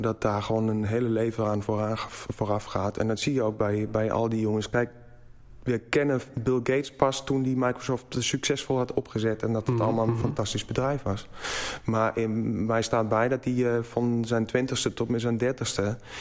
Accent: Black Forest, Baden-Württemberg, Germany; Dutch is a second language; moved away as an adult; now in Netherlands; ik kom uit het Zwarte Woud. Geboren getogen

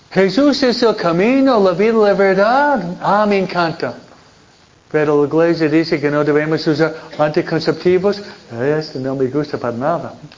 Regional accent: New York, United States; now in California, United States; Nueva York, de donde vengo yo

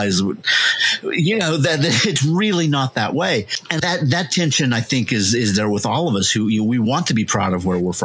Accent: United States; having grown up here, you know, being American citizens

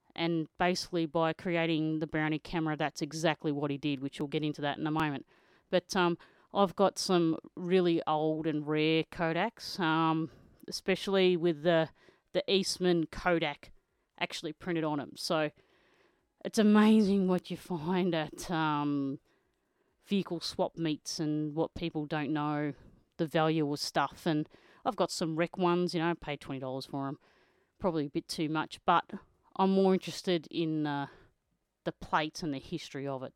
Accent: Australia; I'm an Australian motocross photojournalist

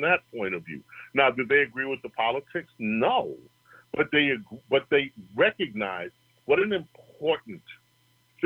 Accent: New York, United States; being in New York and growing up in New York

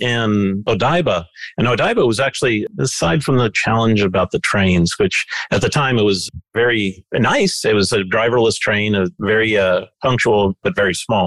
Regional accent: United States; moved away as an adult; also born or lived in Japan; as an American sitting in Japan

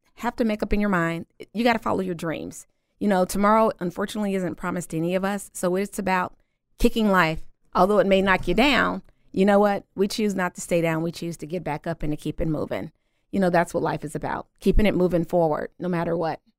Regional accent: Louisiana, United States; moved away as an adult; also born or lived in Midwest; originally, I am from Louisiana. Came to the Midwest a little over ten years ago

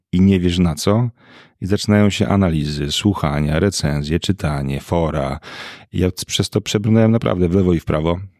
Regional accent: Piekary Śląskie, Silesian Voivodeship, Poland; born or raised there

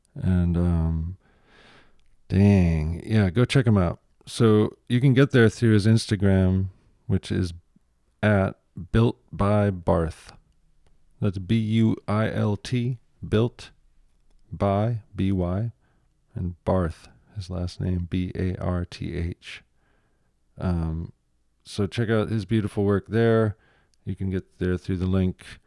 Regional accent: Michigan, United States; I'm from Michigan

